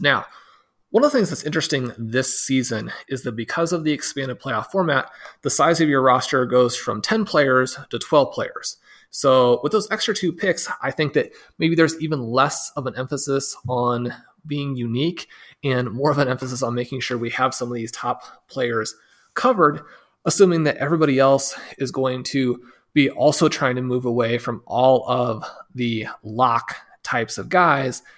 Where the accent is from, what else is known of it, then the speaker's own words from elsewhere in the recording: Kansas City, United States; my hometown team, the Kansas City Chiefs